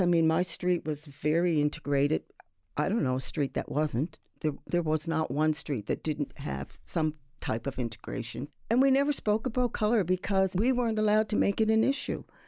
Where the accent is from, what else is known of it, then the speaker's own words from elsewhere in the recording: Sydney, Nova Scotia, Canada; now in Halifax, Canada; I'm from Sydney, uh, and to be even more precise, I'm from Whitney Pear.